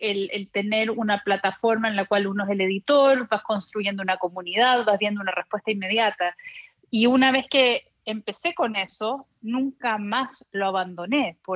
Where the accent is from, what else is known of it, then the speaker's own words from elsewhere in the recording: Chile; also born or lived in El Paso, United States / Miami, United States; Yo desde que me acuerdo soy bilingüe porque en El Paso, que fue donde nací, mis padres hablaban en español en la casa, de ahí nos mudamos a Miami y mis padres, que son chilenos, querían regresar a Chile. Y en Chile fui a un colegio americano